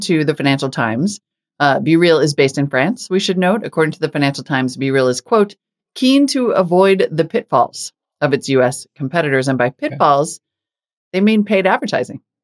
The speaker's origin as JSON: {"language": "English", "region": "Montana", "country": "United States", "tie": "born or raised there", "also_born_or_lived": "North Dakota", "moved": "yes", "said": "I grew up in Montana and North Dakota"}